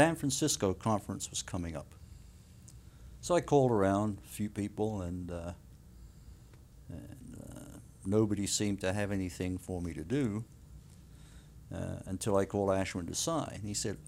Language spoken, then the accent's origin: English; United Kingdom; moved away; also born or lived in South Wales; I was born and raised in the UK